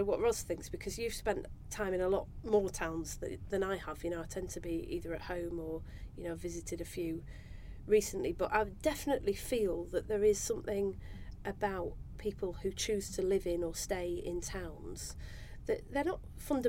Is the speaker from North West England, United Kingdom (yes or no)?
yes; Manchester, North West England, United Kingdom; When I was born in Manchester in 1979